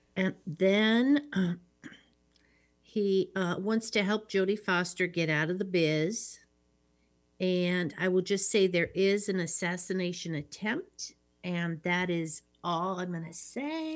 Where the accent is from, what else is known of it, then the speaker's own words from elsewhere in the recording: Midwest, United States; I'm from the Midwest